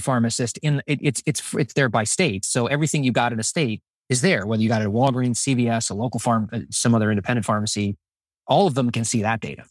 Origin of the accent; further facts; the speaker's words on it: United States; speaking as an American